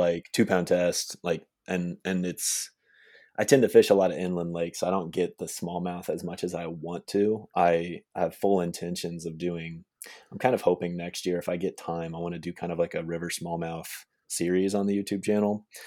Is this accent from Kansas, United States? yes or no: yes; Manhattan, Kansas, United States; moved away; I grew up in Manhattan, Kansas, which is where, uh, K-State is.